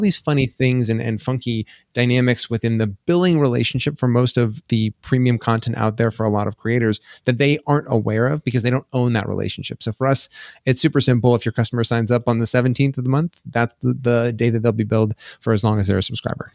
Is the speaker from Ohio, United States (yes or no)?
no; Colorado, United States; also born or lived in Boulder, Colorado; born and raised in Colorado. I grew up, uh, a little bit, uh, north of Denver